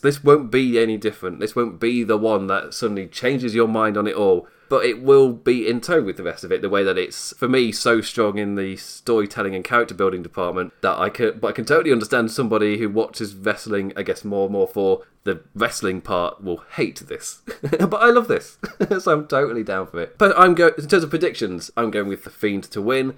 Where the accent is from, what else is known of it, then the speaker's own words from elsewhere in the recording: England, United Kingdom; accent: English; you can tell by my accent, I'm English